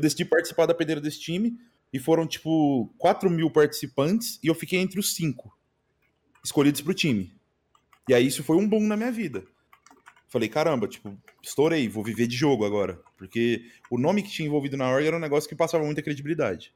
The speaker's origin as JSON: {"language": "Portuguese", "town": "Uberlândia", "region": "Minas Gerais", "country": "Brazil", "tie": "born or raised there", "also_born_or_lived": "Pará", "moved": "yes", "said": "Quando eu voltei para Uberlândia de novo, que é a minha cidade natal"}